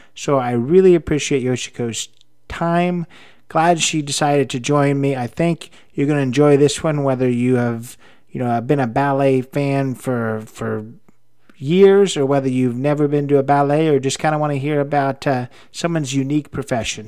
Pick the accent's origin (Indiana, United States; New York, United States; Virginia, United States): Indiana, United States; I'm from Indiana, I live in Indianapolis